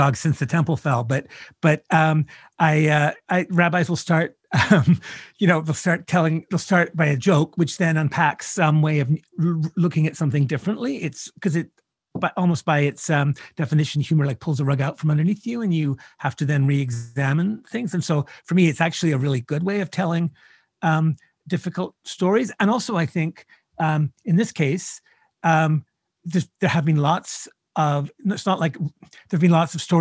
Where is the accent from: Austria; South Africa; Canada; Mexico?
Canada; me as a Canadian writer